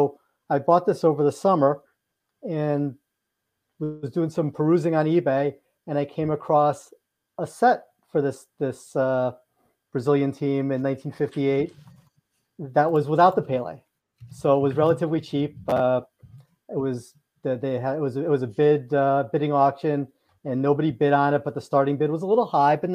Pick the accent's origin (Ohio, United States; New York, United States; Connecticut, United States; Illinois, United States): New York, United States; Westchester County; I am from Westchester County in New York